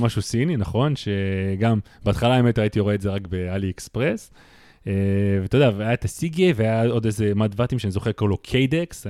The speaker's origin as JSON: {"language": "Hebrew", "country": "Russia", "moved": "yes", "lives_now": "Israel", "said": "אני כרוסי"}